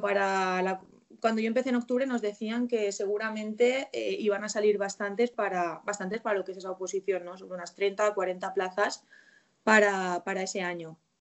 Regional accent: Valencian Community, Spain; me pudiese quedar en la provincia de la que soy, que soy de Valencia

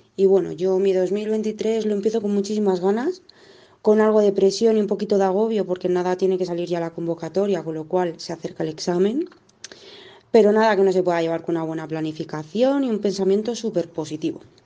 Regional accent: Madrid, Community of Madrid, Spain; now in Zaragoza, Spain; actualmente estoy viviendo en Zaragoza a pesar de que soy de, de Madrid

